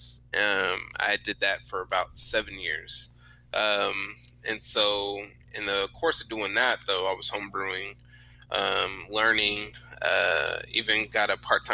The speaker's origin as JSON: {"language": "English", "town": "Sacramento", "region": "California", "country": "United States", "moved": "yes", "lives_now": "Texas, United States", "said": "I'm originally from Sacramento, California."}